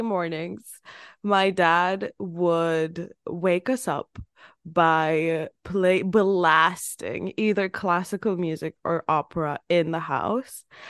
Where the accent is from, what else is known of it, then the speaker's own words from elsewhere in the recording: Turkey; moved away; my home city that I'm from, it's not even, like, I'm not from Istanbul. It's not that big of a city